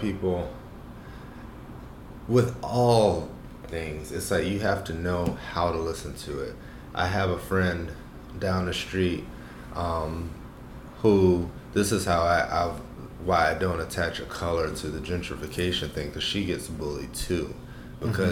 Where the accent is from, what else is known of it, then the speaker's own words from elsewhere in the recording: Savannah, Georgia, United States; also born or lived in Arizona / Los Angeles / Oakland / Berkeley; now in Atlanta, United States; Growing up in Savannah